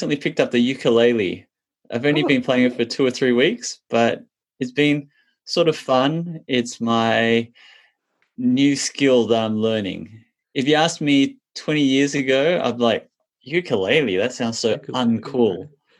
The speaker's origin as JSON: {"language": "English", "country": "Australia", "tie": "born or raised there", "said": "I grew up as a little Chinese boy in Australia, where a lot of the people around me were Caucasian Australians"}